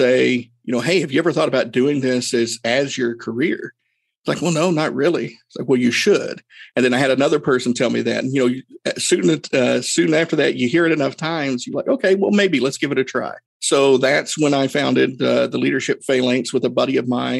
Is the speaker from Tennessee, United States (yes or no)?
yes; Erwin, Tennessee, United States; my hometown, small town, Irwin, Tennessee